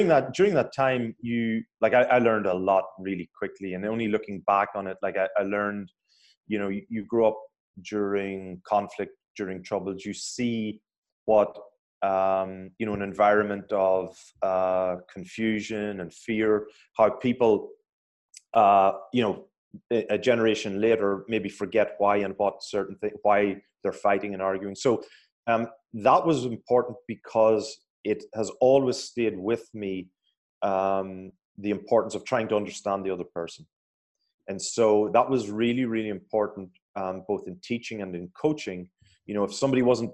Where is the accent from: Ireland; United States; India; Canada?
Ireland; being Irish